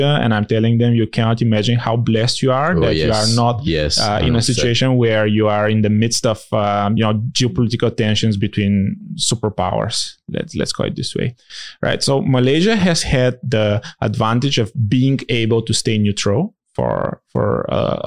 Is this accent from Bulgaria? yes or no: yes; Bulgaria; I come from Bulgaria